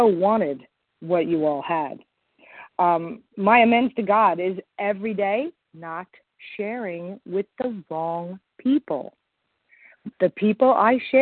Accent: Long Island, New York, United States; I'm from Long Island, New York

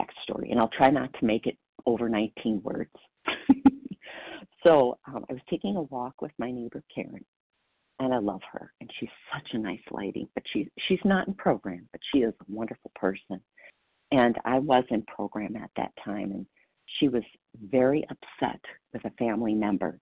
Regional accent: Wisconsin, United States; I am from Wisconsin and proud to be.

